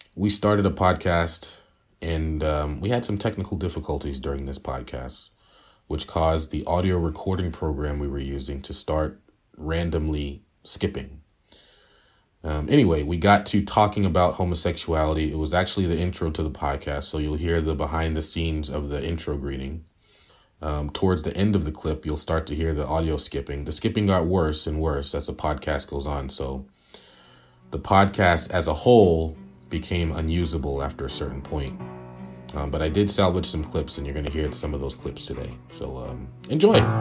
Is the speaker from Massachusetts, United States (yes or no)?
yes; Boston, Massachusetts, United States; We are all from Boston, Massachusetts